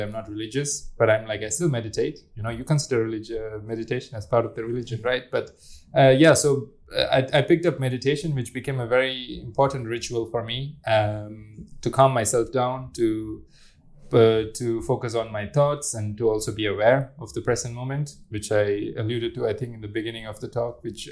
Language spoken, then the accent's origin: English; India; growing up in India as a religious person, you meditate a lot